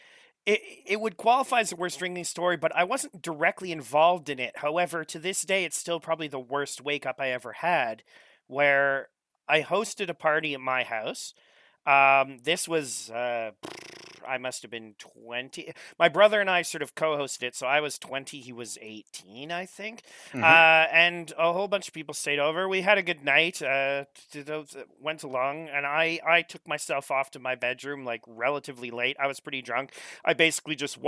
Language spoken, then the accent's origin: English; Saint-Lazare, Quebec, Canada; I grew up in Saint-Lazare, which is a tiny town in the much larger now, but when I lived there, it was a tiny town in the woods, like close to Ontario.